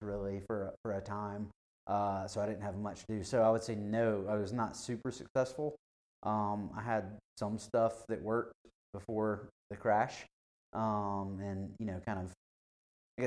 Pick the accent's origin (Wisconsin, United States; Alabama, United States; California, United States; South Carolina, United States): South Carolina, United States; Spartanburg; also born or lived in Panama; now in Greenville, United States; My family's from Spartanburg, so that's where I grew up